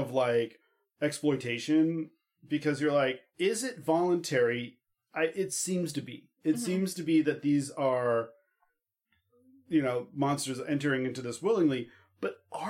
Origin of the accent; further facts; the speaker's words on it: West Virginia, United States; I'm from West Virginia.